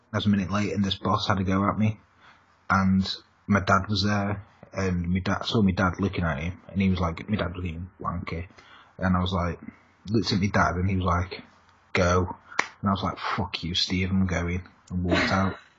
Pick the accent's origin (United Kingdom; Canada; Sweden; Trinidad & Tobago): United Kingdom; England; I'm English